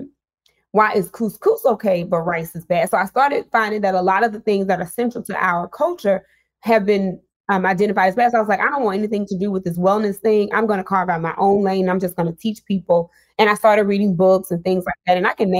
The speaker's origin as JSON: {"language": "English", "region": "Mississippi", "country": "United States", "tie": "born or raised there", "said": "I'm from Mississippi. I was born and raised"}